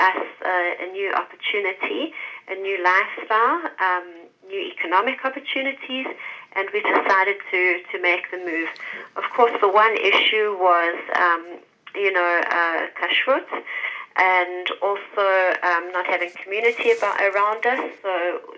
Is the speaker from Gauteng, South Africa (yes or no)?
yes; Johannesburg, Gauteng, South Africa; moved away as an adult; now in United Arab Emirates; So I come from Johannesburg. Well, I come from South Africa. I was living in Johannesburg before we moved to the UAE.